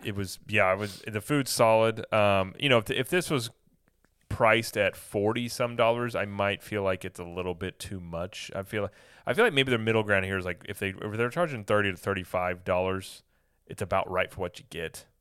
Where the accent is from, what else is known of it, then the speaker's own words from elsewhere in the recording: Midwest, United States; I'm from the Midwest